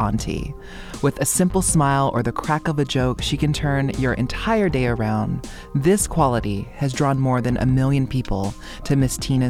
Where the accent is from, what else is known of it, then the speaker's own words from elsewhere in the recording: Oahu, Hawaii, United States; now in Harlem, New York, United States; I was born and raised in Hawaii on the island of Oahu